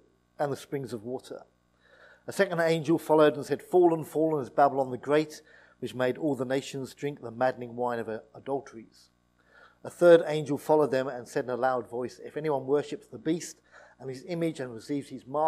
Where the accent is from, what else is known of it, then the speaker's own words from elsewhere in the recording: East Anglia, East of England, United Kingdom; I grew up in East Anglia